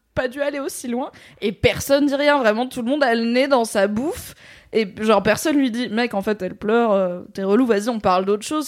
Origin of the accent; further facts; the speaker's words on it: Valence, Auvergne-Rhône-Alpes, France; la médiathèque de là où j'ai grandi, à Valence, dans la Drôme.